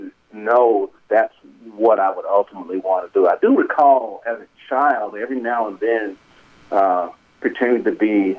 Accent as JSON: {"language": "English", "town": "Greenville", "region": "Mississippi", "country": "United States", "tie": "born or raised there", "moved": "as an adult", "said": "I grew up in that neighborhood"}